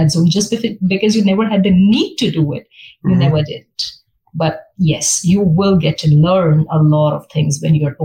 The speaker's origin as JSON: {"language": "English", "town": "Mumbai", "region": "Maharashtra", "country": "India", "moved": "as an adult", "lives_now": "Texas, United States", "said": "I came from Mumbai."}